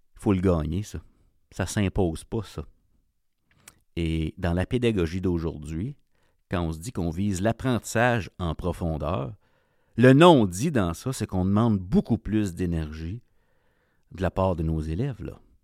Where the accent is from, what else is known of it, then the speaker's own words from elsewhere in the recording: Ontario, Canada; Je viens de l'Ontario, donc je connais ce milieu-là, euh, j'ai grandi là